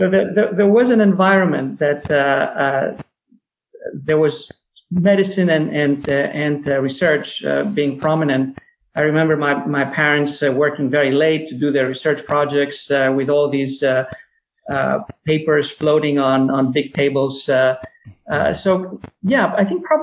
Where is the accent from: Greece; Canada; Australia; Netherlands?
Greece; Athens, Attica; moved away as an adult; also born or lived in New York, United States; now in United States; I was born in New York, but I grew up mostly in Athens, and I went back to the States after I finished medical school in Athens